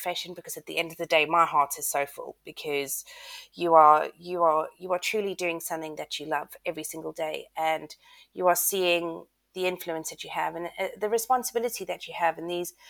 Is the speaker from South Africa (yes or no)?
yes; South Africa; moved away as an adult; also born or lived in United States; I'm South African and started my teaching career then